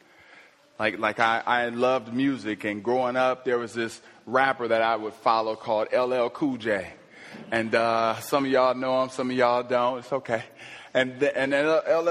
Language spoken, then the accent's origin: English; Ohio, United States; my home state of Ohio